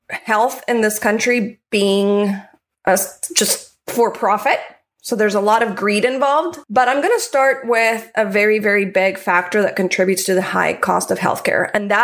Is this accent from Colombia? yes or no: yes; Colombia; now in United States; I'm from Colombia. My mother lives in Colombia.